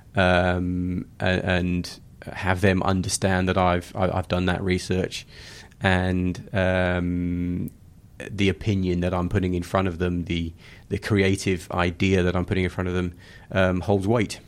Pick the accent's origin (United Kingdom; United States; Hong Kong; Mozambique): United Kingdom; moved away as an adult; also born or lived in Johannesburg, South Africa; now in Sydney, Australia; Being British